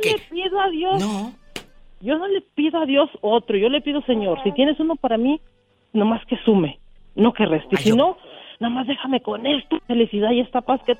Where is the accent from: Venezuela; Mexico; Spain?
Mexico; Jalisco; Sí, pero yo soy de Jalisco.